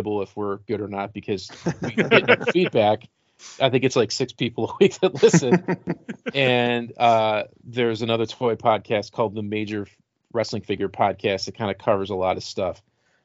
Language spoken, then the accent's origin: English; Rochester, New York, United States; growing up in Rochester, the youth group that was like the mafia was called Young Life